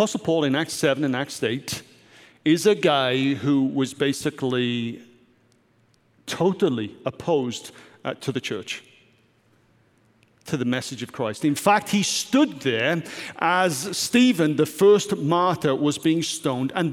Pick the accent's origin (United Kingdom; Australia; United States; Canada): United Kingdom; Wales; Growing up in Wales, as I did as a teen